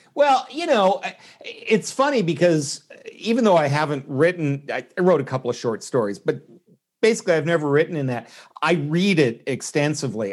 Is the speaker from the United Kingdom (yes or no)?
no; Canada; moved away as an adult; now in United States; I was born in Canada, uh, have been stateside for about thirty years